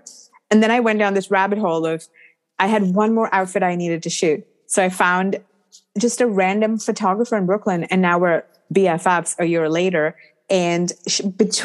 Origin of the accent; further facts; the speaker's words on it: India; moved away as an adult; growing up in India